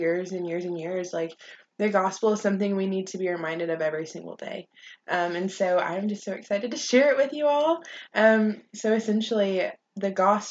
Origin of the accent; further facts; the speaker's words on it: Longview, Texas, United States; now in College Station, United States; I'm from Longview, Texas, a little town up in East Texas.